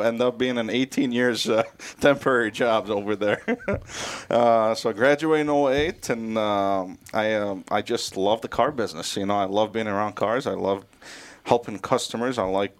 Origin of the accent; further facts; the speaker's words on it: Beirut, Beirut Governorate, Lebanon; English is a second language; now in Minnesota, United States; Lebanon is more like a California weather kind of thing, and I grew up in Beirut